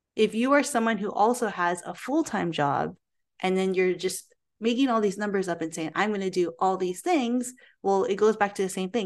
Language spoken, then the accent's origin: English; Philippines; me being Filipino myself